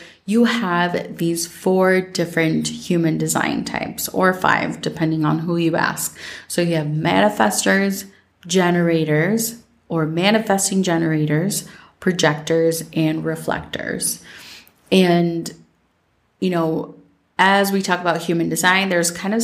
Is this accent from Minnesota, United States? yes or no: yes; Minnesota, United States; growing up in Minnesota